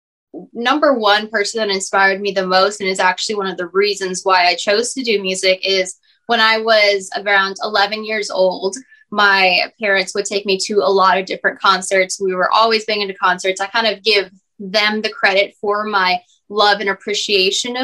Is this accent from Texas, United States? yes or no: yes; Texas, United States; And I'm from Texas. I'm a Texas gal through and through